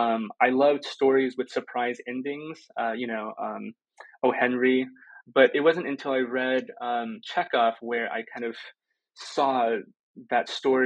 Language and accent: English; Fengyang, Shaanxi, China; born there; The province that I was born in China, Shaanxi, and Fengyang is a relatively small city in that province.